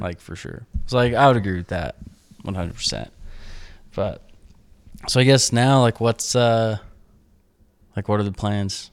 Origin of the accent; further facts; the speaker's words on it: Idaho, United States; now in Utah, United States; I grew up in Idaho